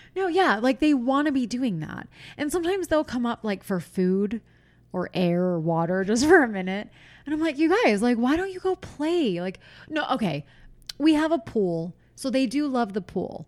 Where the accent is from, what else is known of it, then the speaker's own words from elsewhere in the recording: Pennsylvania, United States; moved away; when I was a kid, I'm from Pennsylvania. Our pool turned green